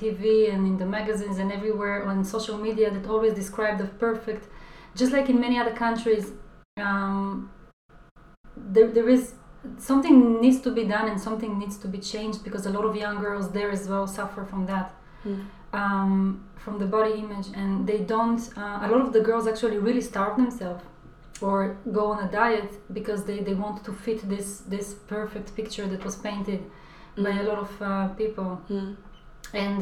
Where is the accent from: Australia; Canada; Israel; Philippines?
Israel; moved away as an adult; now in London, United Kingdom; growing up in Israel